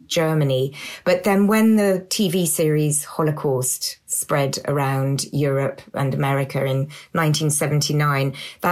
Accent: south of England, United Kingdom; I grew up in England, in the south of England

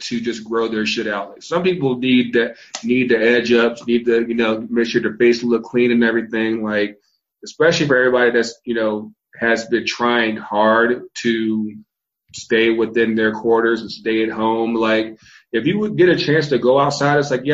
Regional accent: Virginia, United States; also born or lived in North Carolina; now in Atlanta, United States; I was born in North Carolina. I was raised in Virginia. I live in Atlanta, all states of the Confederacy

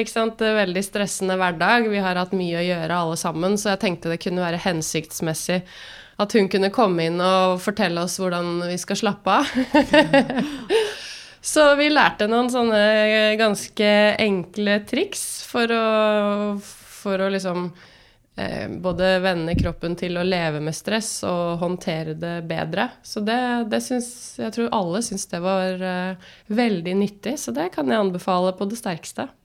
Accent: Drammen, Buskerud, Norway; moved away as an adult; also born or lived in Bergen; Født og oppvokst i Drammen

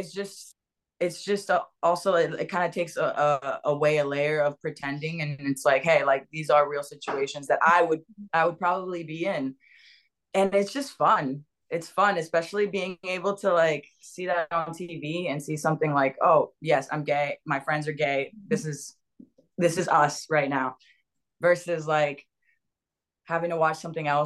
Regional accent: West Palm Beach, Florida, United States; moved away as an adult; also born or lived in Dominican Republic / Los Angeles; I grew up in West Palm Beach, Florida

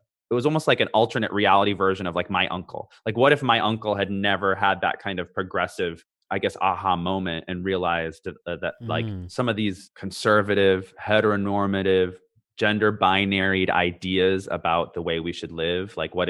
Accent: Canada; born there; also born or lived in California, United States; born in Canada, lived in different places, California, wherever.

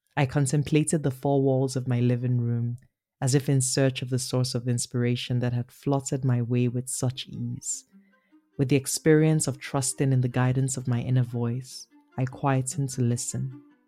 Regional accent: Nigeria; accent: Nigerian; moved away as an adult; also born or lived in Beijing / Berlin / Paris / Yaoundé; now in Toronto, Canada; Born and raised in Nigeria, uh, living in Toronto

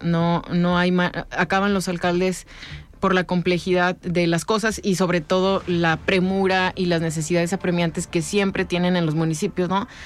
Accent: Ciudad Guzmán, Jalisco, Mexico; Yo soy del sur, soy de Ciudad Guzmán

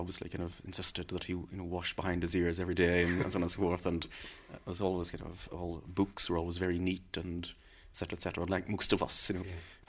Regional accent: Belfast, Northern Ireland, United Kingdom; I was from Turf Lodge

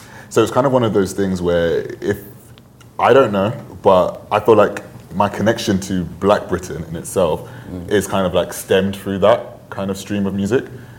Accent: Ghana; Yeah, I'm Ghanaian, man.

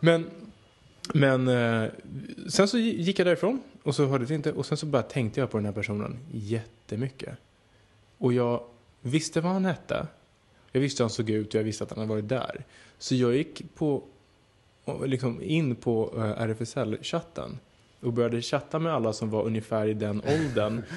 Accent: Södertälje, Stockholm County, Sweden; mitt rum hemma i Södertälje

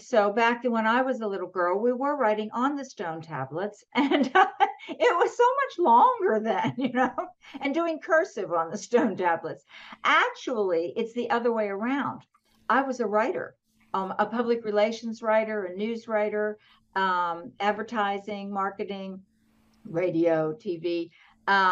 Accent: southwestern Pennsylvania, United States; now in Atlanta, United States; I grew up in a small town in southwestern Pennsylvania.

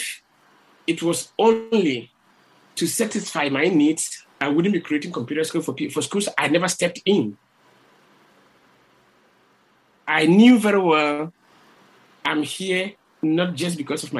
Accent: Ghana; moved away as an adult; now in Spain; I'm quite lucky to have lived in the Ghana, and being a Ghanaian, we have values

